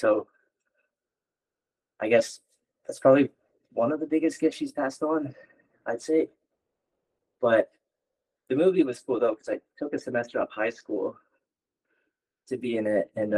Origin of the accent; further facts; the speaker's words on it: Yellowknife, Northwest Territories, Canada; born there; also born or lived in Liverpool, Nova Scotia / Bridgewater, Nova Scotia; Mi'kmaq, and so I was born in Yellowknife. It was the closest, I guess.